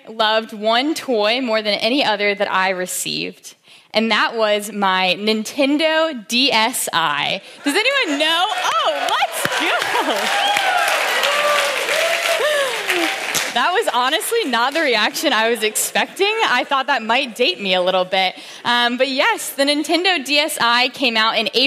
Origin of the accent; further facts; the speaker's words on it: Williamsburg, Virginia, United States; I grew up in Williamsburg, Virginia.